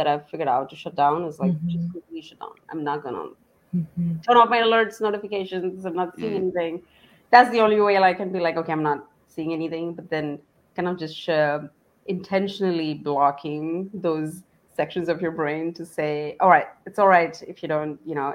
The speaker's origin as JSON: {"language": "English", "country": "India", "tie": "born or raised there", "moved": "as an adult", "lives_now": "Dallas, United States", "said": "I'm from India, so I moved into the US for my education, and I've just been here"}